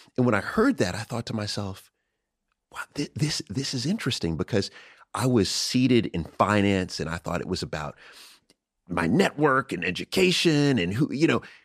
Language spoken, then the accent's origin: English; United States; I'm American